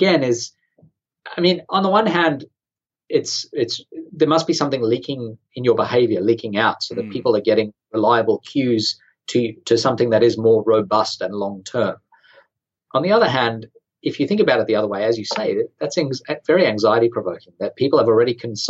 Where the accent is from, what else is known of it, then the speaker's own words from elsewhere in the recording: Sydney, New South Wales, Australia; I'm from Australia. I'm from Sydney.